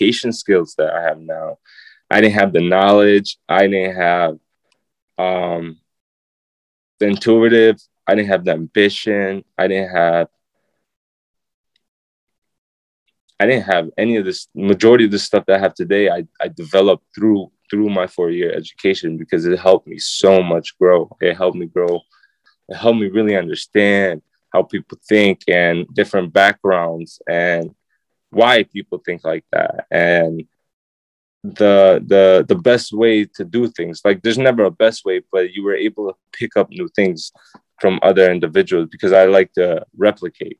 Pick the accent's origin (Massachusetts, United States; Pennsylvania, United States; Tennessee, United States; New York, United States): New York, United States; Syracuse; I'm a kid from Nottingham